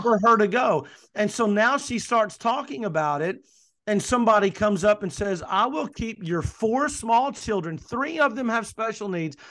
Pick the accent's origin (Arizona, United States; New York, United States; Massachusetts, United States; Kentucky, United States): Kentucky, United States; also born or lived in coastal North Carolina; now in North Carolina, United States; I'm originally from Kentucky, as you know, Michelle, I'm now in coastal North Carolina, but originally from Kentucky